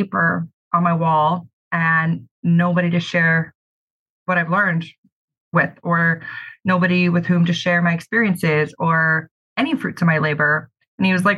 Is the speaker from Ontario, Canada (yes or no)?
no; Kelowna, British Columbia, Canada; I'm born and raised in Kelowna